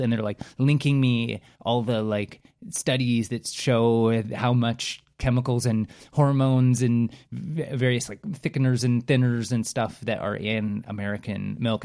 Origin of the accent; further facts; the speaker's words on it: Canada; as a Canadian, I have a predisposition to appreciating politeness